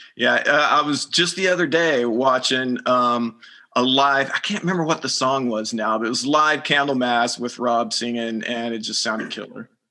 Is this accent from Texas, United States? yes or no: yes; Arlington, Texas, United States; moved away; I grew up in the Dallas Fort Worth area around Arlington, which is right in between Dallas and Fort Worth